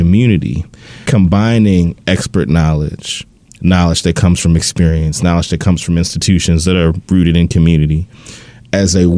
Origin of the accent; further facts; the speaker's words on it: Baltimore, Maryland, United States; I grew up close to where Adam lived in Northwest Baltimore